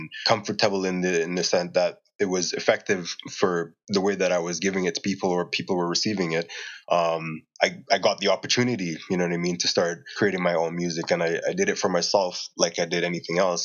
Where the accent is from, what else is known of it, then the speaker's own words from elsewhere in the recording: St. Lucia; moved away as an adult; also born or lived in Jamaica / Turks and Caicos; now in Calgary, Canada; I was born in Jamaica and I grew up in Turks and Caicos as well as in St. Lucia